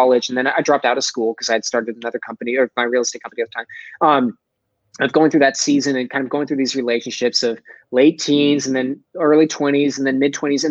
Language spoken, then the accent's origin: English; Dallas, Texas, United States; accent: Texas; I'm from Texas, right? I'm a Dallas boy. I got a little bit of a Texas accent somewhere there, especially if I say Texas.